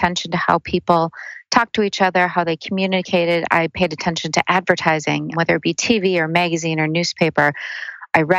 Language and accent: English; central Minnesota, United States; I did grow up in central Minnesota in actually a pretty small little town